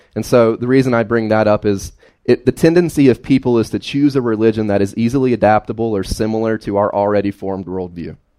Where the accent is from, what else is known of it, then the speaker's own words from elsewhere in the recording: Carroll County, Fancy Gap, Grayson, Galax, Virginia, United States; I grew up in Carroll County, Fancy Gap, Grayson, Galax, uh, all over this general area, right? Uh, never left this general area.